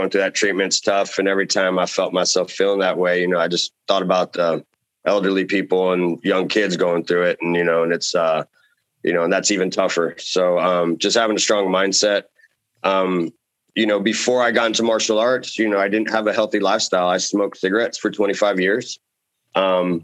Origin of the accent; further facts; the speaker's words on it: San Antonio, Texas, United States; moved away as an adult; also born or lived in Denver, Colorado / Oregon; now in Dyersburg, United States; growing up in San Antonio, it's the ninth biggest city in the nation. So it's a big city I grew up